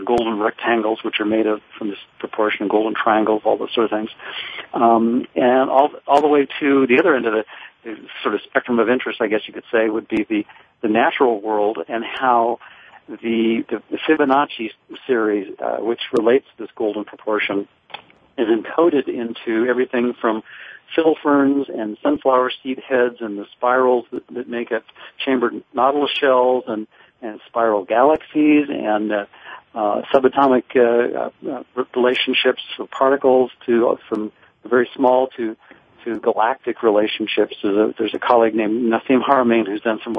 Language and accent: English; Livermore, California, United States; I grew up in Livermore, California.